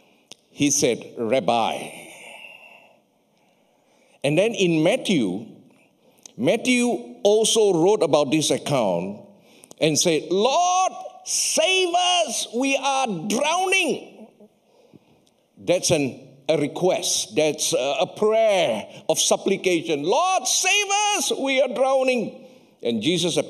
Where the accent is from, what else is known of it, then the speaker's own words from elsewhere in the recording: Malaysia; I come from Malaysia